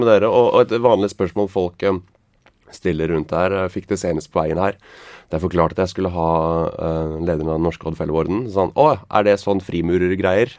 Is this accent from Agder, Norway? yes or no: yes; Grimstad, Agder, Norway; Jeg kommer fra Fevik i Grimstad